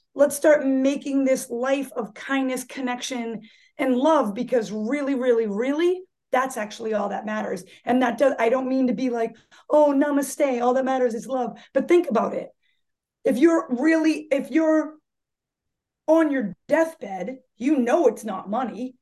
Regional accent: Marshfield, Massachusetts, United States; I was born in Marshfield, Massachusetts, and uh, I, I, still have the same friends from when I was a child

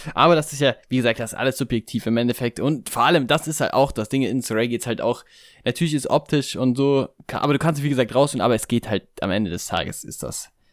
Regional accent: Stuttgart, Baden-Württemberg, Germany; hier quasi meine Heimatstadt, der VfB Stuttgart

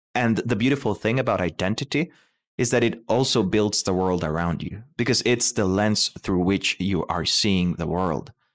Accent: Costa Rica; moved away; I am from Costa Rica.

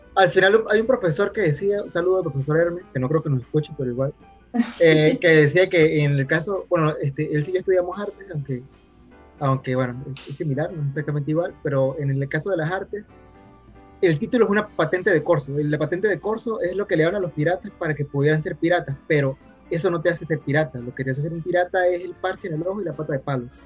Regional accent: Mérida, Venezuela; nosotros somos de Mérida

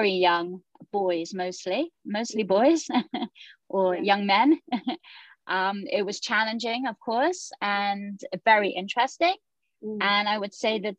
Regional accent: England, United Kingdom; moved away as an adult; now in Jerusalem; So I was born in the United Kingdom and I was living there for 18 years.

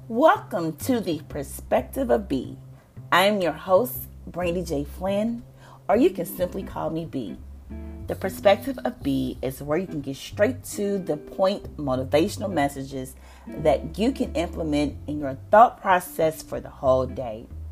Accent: the South, United States; I'm from the South

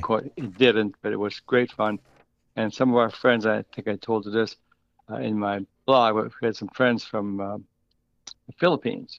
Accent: Minnesota, United States; moved away; also born or lived in Wisconsin; I was born and raised in Minnesota and lived, uh, twenty-five years in Wisconsin

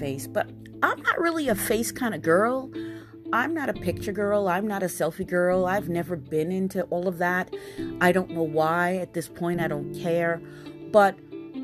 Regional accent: New York City, New York, United States; I'm born and raised in Queens, New York

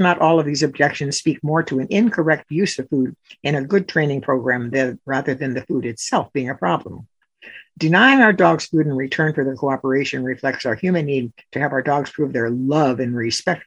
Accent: Chicago, Illinois, United States; I grew up in Chicago

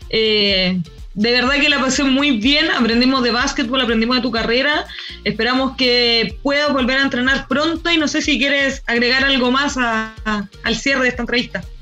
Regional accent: Maipú, Santiago Metropolitan Region, Chile; moved away; also born or lived in Spain; yo soy de Maipú

